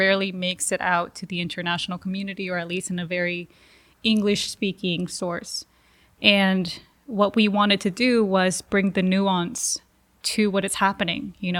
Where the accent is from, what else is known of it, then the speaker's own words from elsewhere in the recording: Los Angeles, California, United States; born there; My parents did the opposite. I was born in Los Angeles. I was born in the U.S.